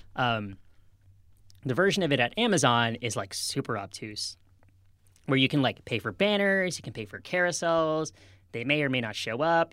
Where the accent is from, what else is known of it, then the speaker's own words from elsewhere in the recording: outside of Boston, Massachusetts, United States; moved away; I grew up outside of Boston